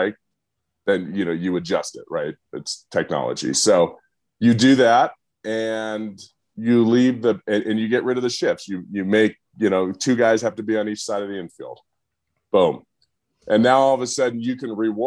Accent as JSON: {"language": "English", "town": "San Diego", "region": "California", "country": "United States", "tie": "born or raised there", "said": "I grew up in San Diego"}